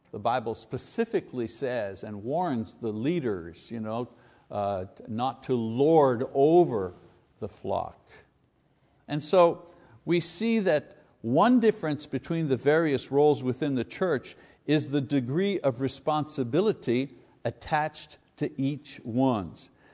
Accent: Montreal, Quebec, Canada; If you're Italian, growing up in Quebec, you're one hundred percent sure that you're gonna be growing up in the Catholic Church.

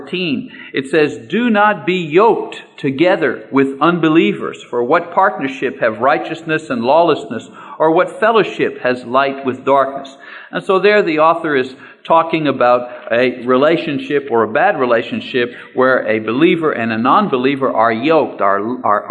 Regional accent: Canada; I'm a Canadian, but I consider myself part of North America

